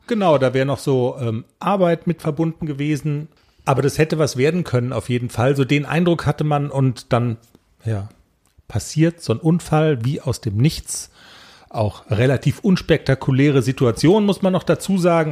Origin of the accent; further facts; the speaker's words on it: Germany; wir sind aus Deutschland